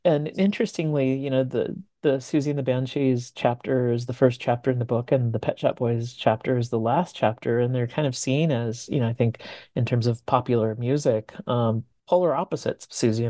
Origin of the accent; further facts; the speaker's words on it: California, United States; I grew up in Southern California, being of Mexican American heritage, and a lot of my friends were also into this music at that time.